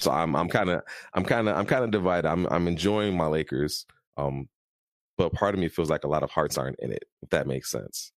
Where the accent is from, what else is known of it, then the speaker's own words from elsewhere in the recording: Chicago, Illinois, United States; I'm from Chicago, we have a pick yourself up by your bootstraps if you have to and get back to work mentality